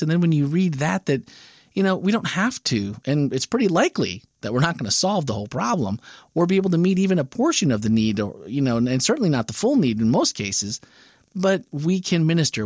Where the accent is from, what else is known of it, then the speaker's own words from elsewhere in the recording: Wisconsin, United States; now in Florida, United States; Growing up in Wisconsin